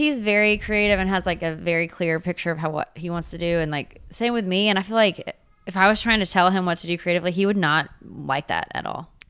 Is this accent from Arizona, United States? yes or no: no; Waco, Texas, United States; I grew up in Waco.